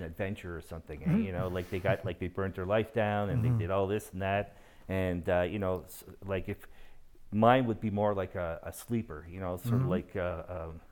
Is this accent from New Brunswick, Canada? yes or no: yes; Moncton, New Brunswick, Canada; moved away as an adult; now in Calgary, Canada; I am originally from Moncton, New Brunswick.